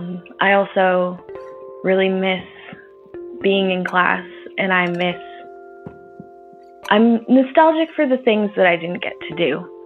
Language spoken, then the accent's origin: English; Toronto, Ontario, Canada; I am from Toronto, Canada.